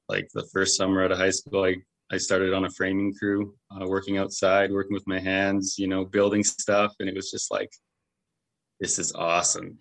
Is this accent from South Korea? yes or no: no; Medicine Hat, Alberta, Canada; I was born and raised here in Medicine Hat